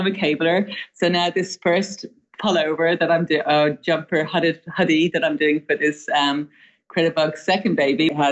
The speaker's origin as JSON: {"language": "English", "country": "Ireland", "moved": "yes", "lives_now": "United States"}